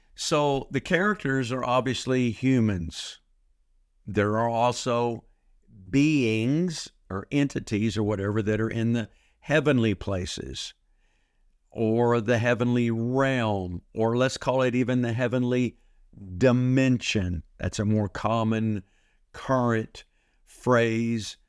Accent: Texas, United States; I'm from Texas

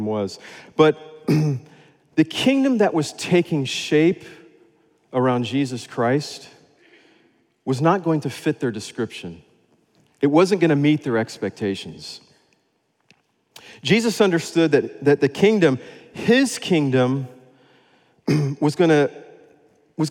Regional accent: Florida, United States; moved away as an adult; also born or lived in West Africa (Sahel); I grew up in Florida

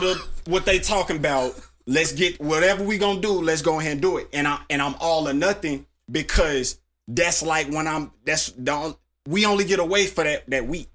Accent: Tulsa, Oklahoma, United States; I'm from Tulsa, Oklahoma.

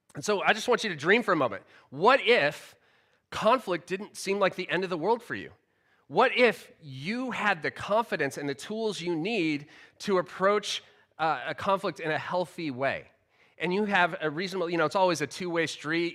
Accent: United States; now in United Kingdom; the culture I grew up in in America

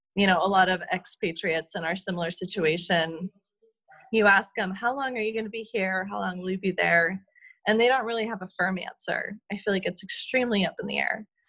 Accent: United States; moved away as an adult; now in Switzerland; We're very American

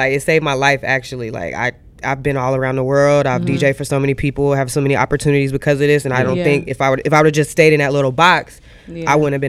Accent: Atlanta, Georgia, United States; also born or lived in Texas; But I've been raised Texas and Atlanta all my life because my family's military.

